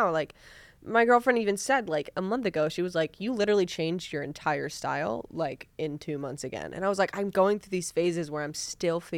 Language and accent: English; Sacramento, California, United States